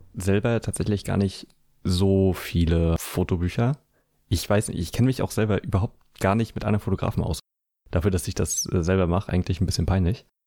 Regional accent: Schwerin, Mecklenburg-Vorpommern, Germany; meine Heimatstadt Schwerin

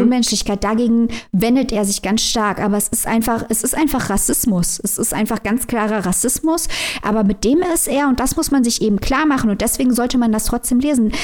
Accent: Germany; wir als Deutsche

